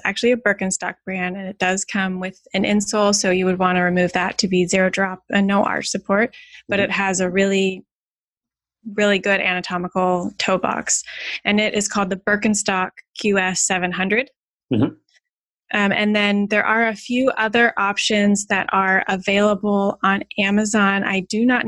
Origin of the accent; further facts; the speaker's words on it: California, United States; moved away; I'm originally from California